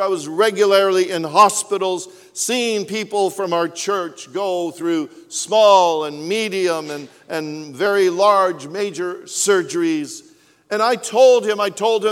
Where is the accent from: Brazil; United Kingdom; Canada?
Canada; I was from Canada